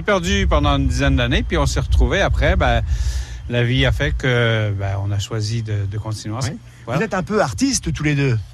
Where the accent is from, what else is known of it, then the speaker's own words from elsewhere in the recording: Quebec City, Quebec, Canada; moved away as an adult; also born or lived in Magdalen Islands; J'ai grandi à Québec et j'ai vécu la majorité de ma vie à Québec